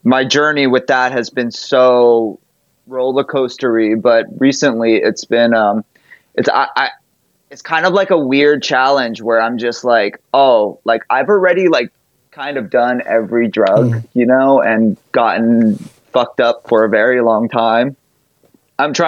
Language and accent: English; Hawaii, United States; moved away; I grew up in Hawaii